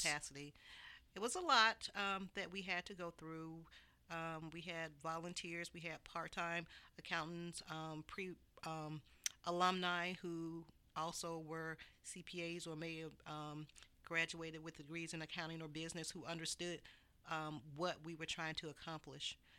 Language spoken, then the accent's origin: English; Montgomery, Alabama, United States; moved away; I am from Montgomery, Alabama.